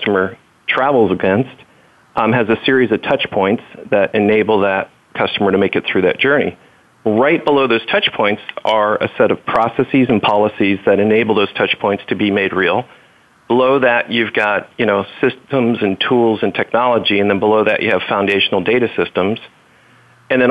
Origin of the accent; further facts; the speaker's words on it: Merritt Island, Florida, United States; growing up in Merritt Island, Florida, I got my pilot's license before I got my driver's license